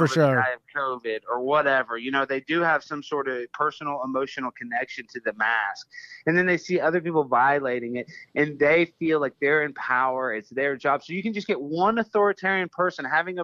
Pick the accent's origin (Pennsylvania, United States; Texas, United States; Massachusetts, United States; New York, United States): Texas, United States; I was raised in Texas